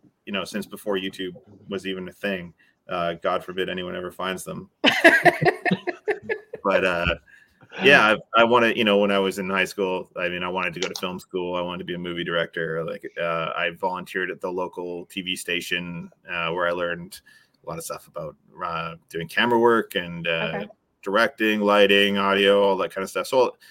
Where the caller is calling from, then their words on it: British Columbia, Canada; I'm in British Columbia, Canada.